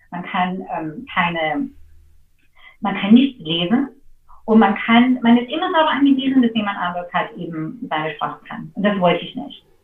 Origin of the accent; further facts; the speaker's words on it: United States; German is a second language; also das ist einfach so als Amerikaner oder, oder für